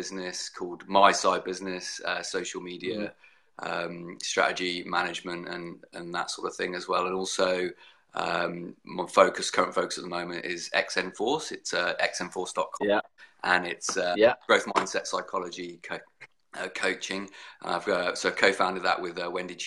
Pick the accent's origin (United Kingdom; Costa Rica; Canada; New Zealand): United Kingdom; Brighton, South East England; moved away as an adult; also born or lived in Southampton, United Kingdom; now in Brisbane, Australia; I was born in Brighton in the UK